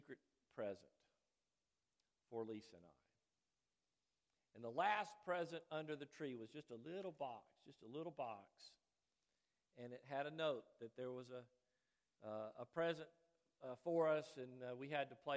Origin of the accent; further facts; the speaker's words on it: Chattanooga, Tennessee, United States; I grew up in Brainerd near the airport.